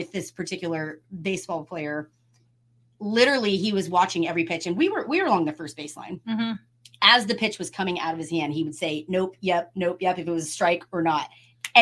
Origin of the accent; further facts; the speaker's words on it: Austin, Texas, United States; also born or lived in Round Rock, Texas; I grew up in Austin. I cheer for Texas teams, right? I'm not from Houston. I'm not from Dallas.